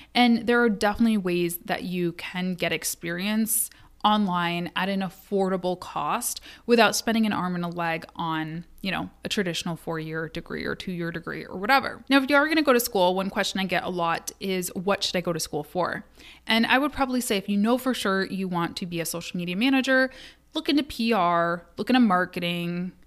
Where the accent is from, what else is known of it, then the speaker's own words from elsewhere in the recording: Kalamazoo, Michigan, United States; Kalamazoo, which was my hometown, is my hometown